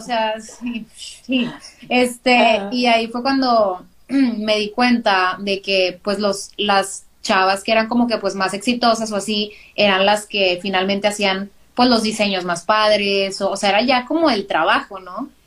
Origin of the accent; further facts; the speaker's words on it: Monterrey, Nuevo León, Mexico; soy de Monterrey, Nuevo León, de ahí, por acá del norte, si habla, si notan que hablo medio extraño es por eso